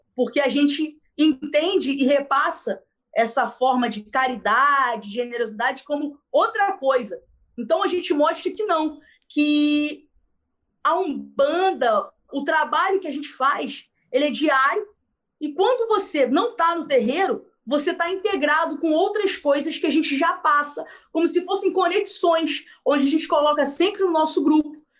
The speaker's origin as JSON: {"language": "Portuguese", "region": "Rio de Janeiro", "country": "Brazil", "said": "a gente é aqui do Rio de Janeiro"}